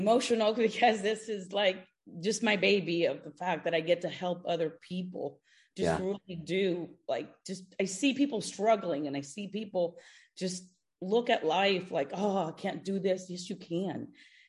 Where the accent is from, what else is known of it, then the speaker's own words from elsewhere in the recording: Houston, Texas, United States; moved away as an adult; also born or lived in Cuba; now in South Florida, United States; I moved from Houston, Texas, where I grew up, to South Florida